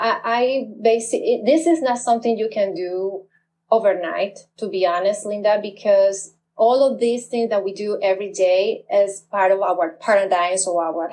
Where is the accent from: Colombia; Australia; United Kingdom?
Colombia; now in United States; I grew up in Colombia when times were very negative.